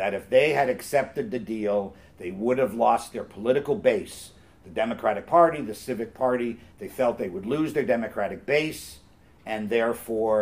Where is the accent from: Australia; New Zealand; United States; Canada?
Canada; also born or lived in Toronto; I'm a Canadian